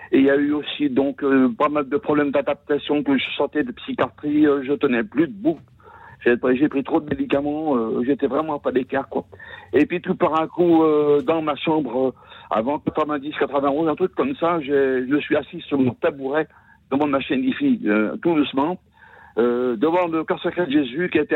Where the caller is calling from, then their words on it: Saint-Étienne-de-Saint-Geoirs, Auvergne-Rhône-Alpes, France; je suis donc de Saint-Étienne de Saint-Joire là. Oui. En l'Isère là